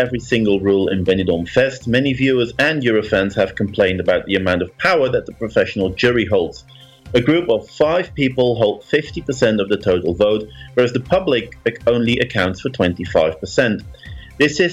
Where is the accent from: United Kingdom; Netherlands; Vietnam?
Netherlands; I grew up in the Netherlands, but my parents had a little cabin near Trier in Germany.